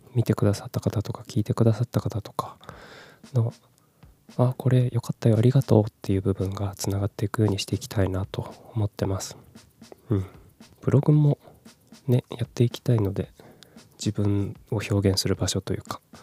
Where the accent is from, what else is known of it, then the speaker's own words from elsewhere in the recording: Kumamoto, Japan; also born or lived in Fukuoka / Tokyo; 18歳から福岡30歳から東京で暮らし退職を機に地元の熊本に帰ってきた36歳フリーランスの僕